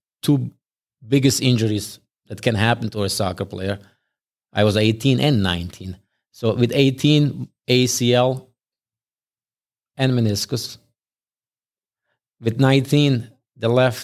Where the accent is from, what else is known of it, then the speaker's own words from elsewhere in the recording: Bosnia & Herzegovina; English is a second language; moved away as an adult; also born or lived in Germany; now in Rochester, United States; I went back and I played actually in my hometown for a first team with 16